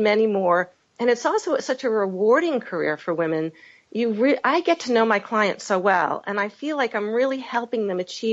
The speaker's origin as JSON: {"language": "English", "town": "Boston", "region": "Massachusetts", "country": "United States", "also_born_or_lived": "Washington, D.C.", "said": "I'm from the Boston area"}